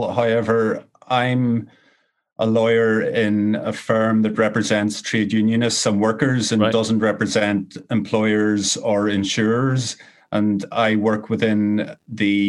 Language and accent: English; Ireland; growing up in Ireland.